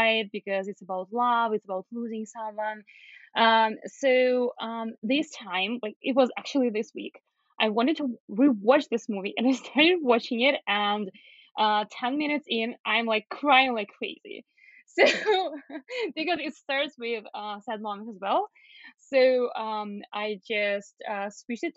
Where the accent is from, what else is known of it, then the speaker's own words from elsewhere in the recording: Belarus; moved away as an adult; now in Toronto, Canada; I'm originally from Belarus